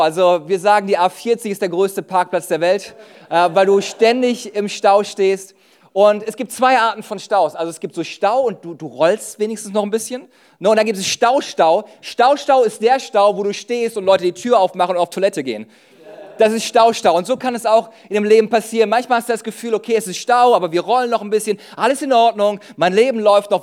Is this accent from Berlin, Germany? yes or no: no; Düsseldorf, North Rhine-Westphalia, Germany; ich komme aus Düsseldorf